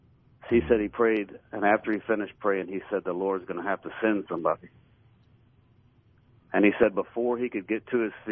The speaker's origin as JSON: {"language": "English", "town": "Tupelo", "region": "Mississippi", "country": "United States", "said": "So I shared with him, I'm from Tupelo, Mississippi."}